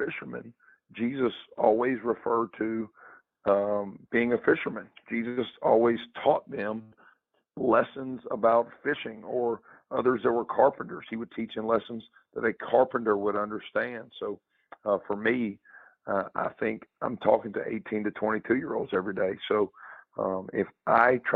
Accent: the South, United States; growing up in the South and growing up kind of in that Bible Belt

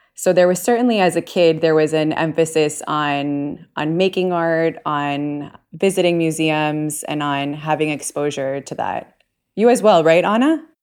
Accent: Puerto Rico; also born or lived in New York, United States / Bay Area, United States; now in Miami, United States; I was born in Puerto Rico

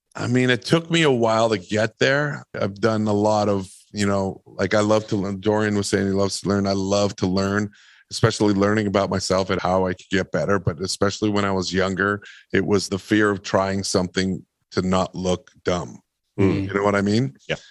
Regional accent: Winnipeg, Manitoba, Canada; I grew up in Winnipeg, Manitoba

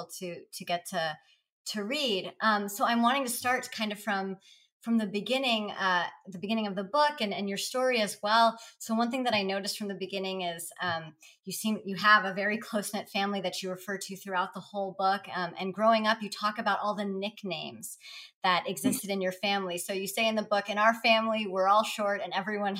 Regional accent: California, United States; when I was little, growing up in California

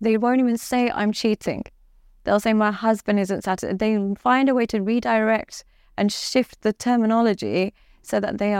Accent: Dubai, United Arab Emirates; now in London, United Kingdom; And unfortunately, because I come from Dubai and I live in London and stuff like that, I focus on the extremities.

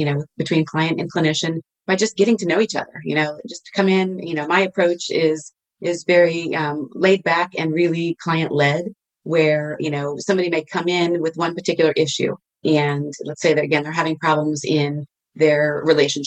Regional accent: Virginia, United States; moved away; also born or lived in Texas / California; Originally Virginia, and then moved to Texas, believe it or not, and lived there for several years, and then moved back to Virginia

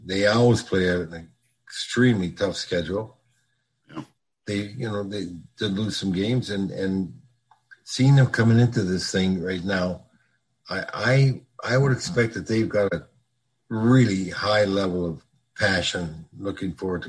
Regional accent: Minnesota, United States; moved away; I said, yeah, well, we live down here now, but we're from Minnesota.

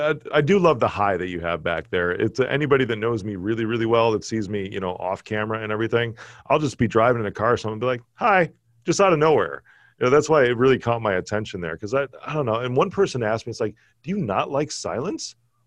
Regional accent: Chicago, Illinois, United States; Most people cannot tell that I'm from Chicago.

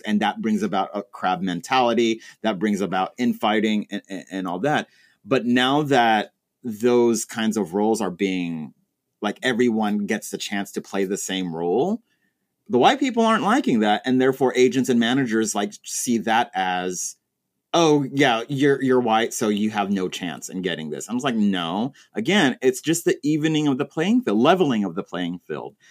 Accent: Texas, United States; moved away; I'm originally from Texas

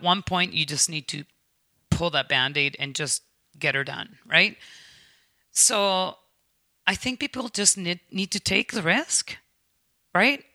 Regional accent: United States; now in Canada; as an American

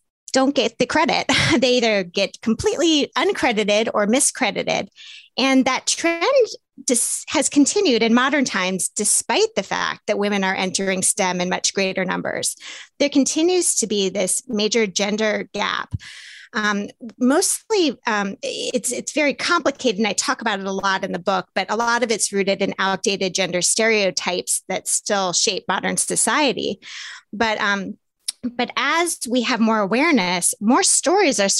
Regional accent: the South, United States; I grew up in the South

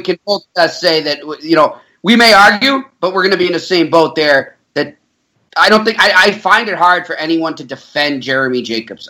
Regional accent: Boston, Massachusetts, United States; I grew up my myself in Boston

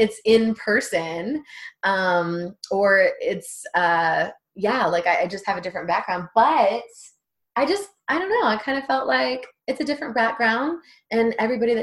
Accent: Texas, United States; I'm from Texas, and I'm right by Mexico.

